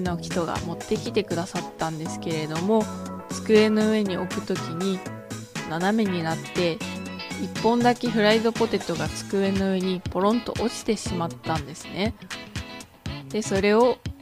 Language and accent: Japanese; Okayama, Japan; 出身地は岡山県です